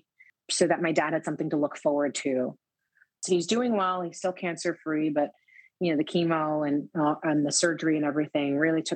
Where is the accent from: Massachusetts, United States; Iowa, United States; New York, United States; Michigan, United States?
New York, United States; New York City; growing up in the Lower East Side where you couldn't really afford to do a lot of things